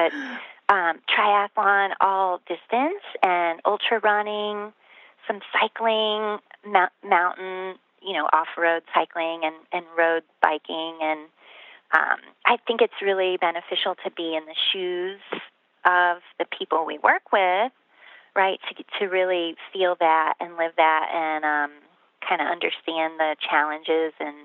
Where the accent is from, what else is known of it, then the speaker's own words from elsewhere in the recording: Midwest, United States; now in Colorado, United States; when I moved to Colorado from the Midwest, which is where I come from